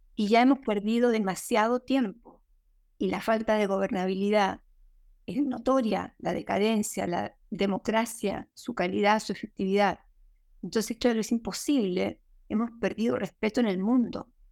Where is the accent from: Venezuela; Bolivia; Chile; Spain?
Chile